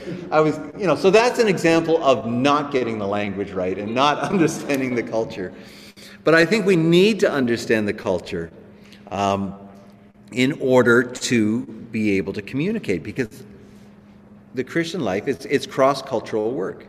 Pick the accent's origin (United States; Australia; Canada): Canada; we're Canadian. We understand the language of our culture